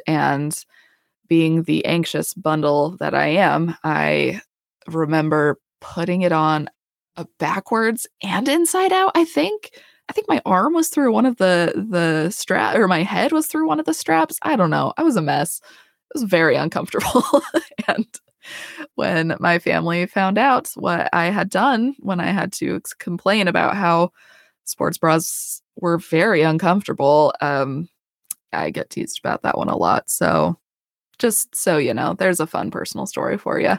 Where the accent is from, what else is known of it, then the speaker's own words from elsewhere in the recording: Colorado, United States; moved away as an adult; also born or lived in Idaho / Utah; now in Houston, United States; I'm from Colorado. I, we lived south of Denver, uh, for seventeen years.